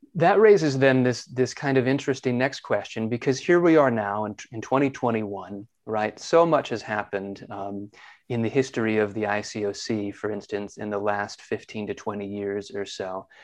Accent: San Diego, California, United States; I grew up in San Diego, California.

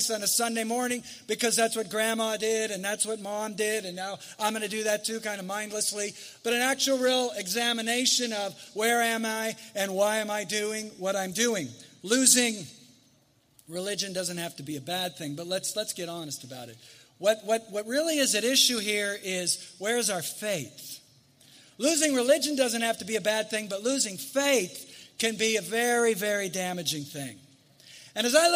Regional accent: United States; I love being an American.

